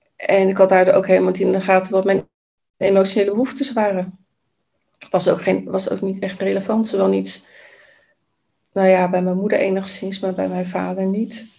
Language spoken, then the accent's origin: Dutch; Vlaardingen, South Holland, Netherlands; also born or lived in Maassluis; mijn wiegje heeft gestaan in, ja, in Maasluis oorspronkelijk. Ehm, en ik ben grotendeels opgegroeid in Vlaardingen.